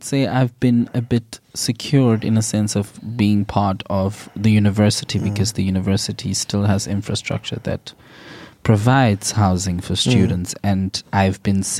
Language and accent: English; South Africa; moved away as an adult; now in Sweden; So I was like busy with my master's back home in South Africa.